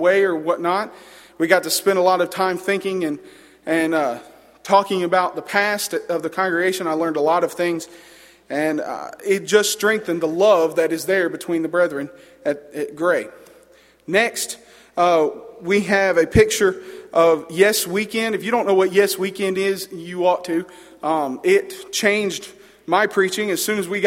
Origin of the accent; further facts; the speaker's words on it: Arab, Alabama, United States; moved away as an adult; now in Middle Georgia, United States; I am from Arab, Alabama